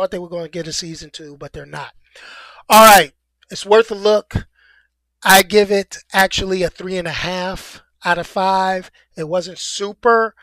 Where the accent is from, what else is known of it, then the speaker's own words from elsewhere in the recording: New York City, New York, United States; I love my hometown